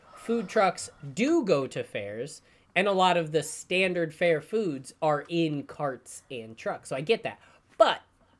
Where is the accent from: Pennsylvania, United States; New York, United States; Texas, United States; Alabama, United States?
New York, United States; I'm from New York.